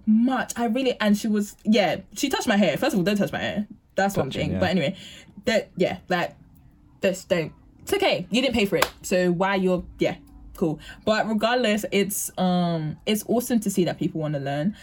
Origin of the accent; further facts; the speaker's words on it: London, United Kingdom; where I'm from East London